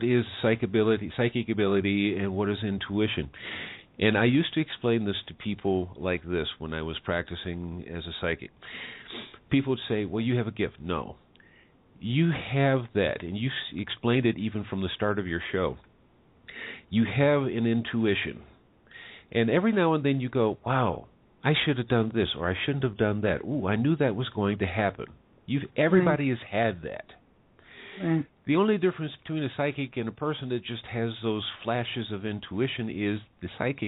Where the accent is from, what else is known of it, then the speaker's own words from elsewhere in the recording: United States; now in Mexico; I'm an American, lives in Mexico